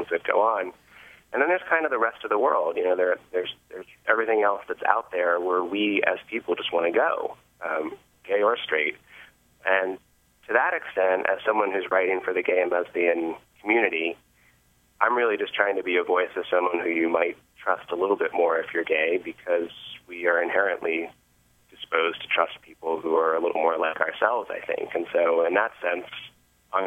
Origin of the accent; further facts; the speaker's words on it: Northeast, United States; now in Portland, United States; I grew up in the Northeast